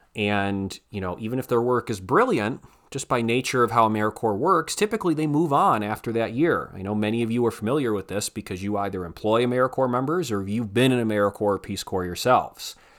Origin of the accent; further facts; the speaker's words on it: Northeast Ohio, United States; moved away as an adult; I'm from Northeast Ohio